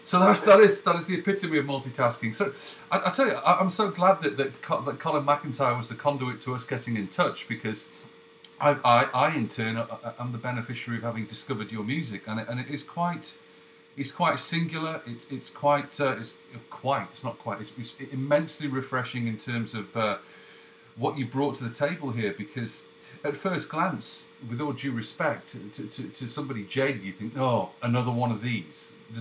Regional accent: England, United Kingdom; now in Canada; That's almost correct. I'm English. I live in Canada

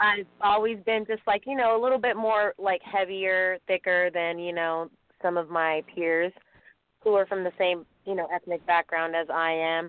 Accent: San Francisco Bay Area, California, United States; I'm from the San Francisco Bay Area

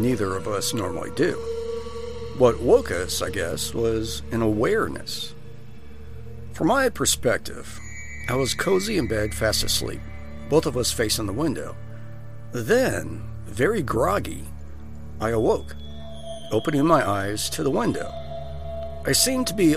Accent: Iowa, United States; When I was younger, growing up in the country, I grew up in Iowa, and there was fireflies all over the place

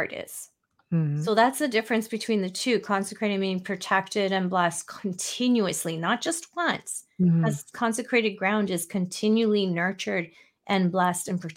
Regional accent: Canada; I'm Canadian

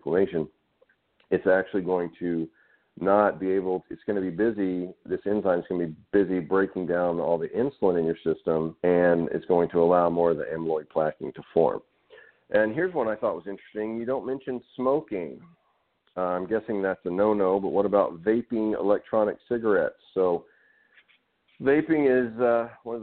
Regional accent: Arkansas, United States; growing up in Arkansas in the South

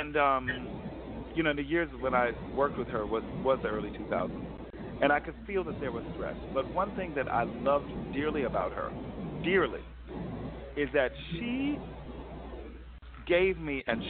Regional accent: New Jersey, United States; growing up in New Jersey, not far from Newark

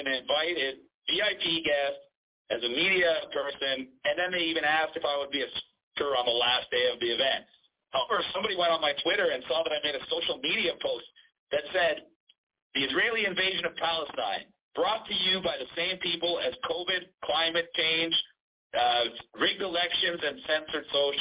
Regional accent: Toronto, Ontario, Canada; now in Bogota, Colombia; I'm hailed from Toronto, Ontario, Canada. I was born and raised there

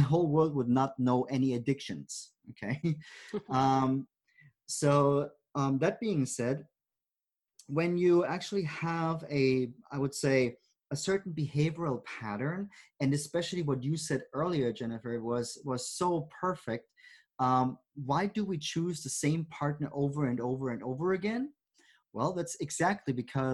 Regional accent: Germany; moved away; growing up in Germany

